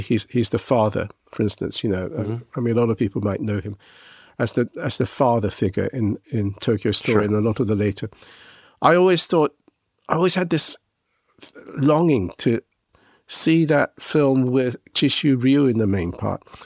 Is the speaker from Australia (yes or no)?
no; England, United Kingdom; I was a Japanese boy growing up in England.